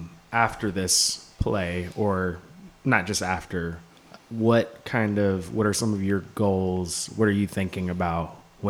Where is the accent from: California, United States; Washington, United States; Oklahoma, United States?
Washington, United States; Seattle; moved away as an adult; now in New York, United States; I'm from Seattle.